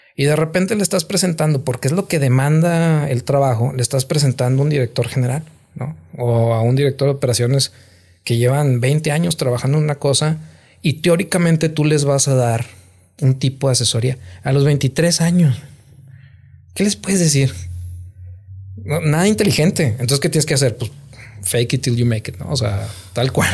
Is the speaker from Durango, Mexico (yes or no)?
yes; Gómez Palacio, Durango, Mexico; born or raised there; moved away as an adult; also born or lived in Nuevo Laredo